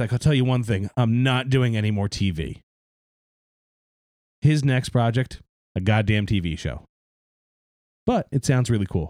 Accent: Philadelphia, Pennsylvania, United States; we're from the Philadelphia area

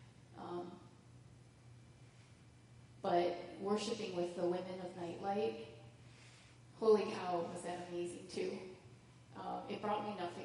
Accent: United States; God brought them all to the U.S., and I was born here

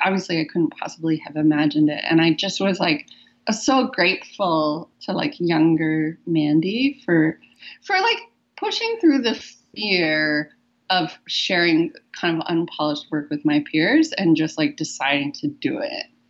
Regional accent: United States; moved away as an adult; now in Vancouver, Canada; as an American

